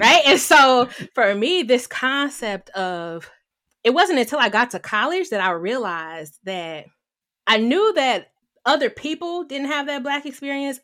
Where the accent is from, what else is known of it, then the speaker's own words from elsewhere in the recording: Detroit, Michigan, United States; moved away as an adult; also born or lived in Washington, D.C.; I am from Detroit, Michigan, born and raised